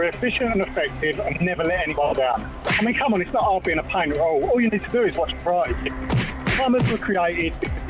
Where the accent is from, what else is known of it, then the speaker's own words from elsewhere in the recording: Essex, East of England, United Kingdom; Sunny Essex.